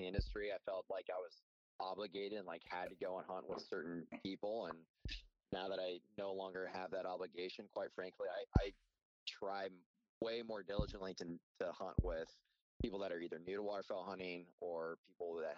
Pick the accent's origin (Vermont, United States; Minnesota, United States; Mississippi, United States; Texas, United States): Texas, United States; Northeast; I grew up in Northeast Texas.